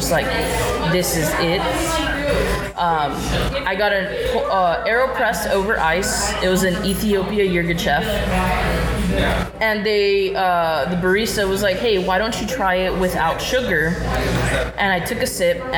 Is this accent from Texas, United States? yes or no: yes; Mission, Texas, United States; I am from Mission